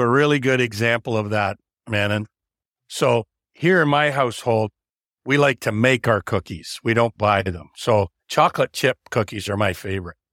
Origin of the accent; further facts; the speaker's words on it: Canada; I'm only a third generation Canadian